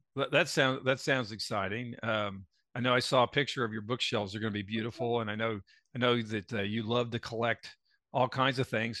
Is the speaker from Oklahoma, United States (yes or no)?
yes; Tulsa, Oklahoma, United States; when we grew up in Tulsa